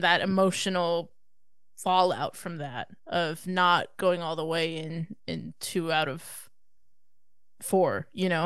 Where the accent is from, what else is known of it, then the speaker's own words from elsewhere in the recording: United States; as an American